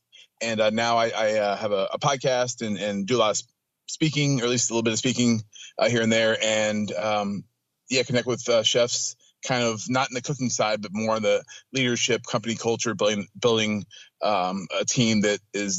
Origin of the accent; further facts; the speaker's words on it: Atlanta, Georgia, United States; I grew up in Atlanta, went to college, got a double major in English and Spanish.